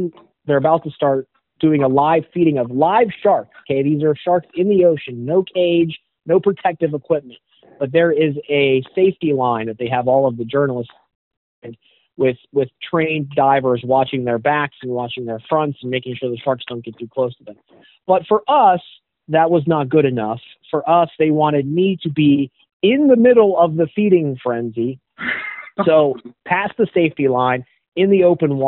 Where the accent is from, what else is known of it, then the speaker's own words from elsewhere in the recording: Pittsburgh, Pennsylvania, United States; moved away; the Pittsburgh market, which is my hometown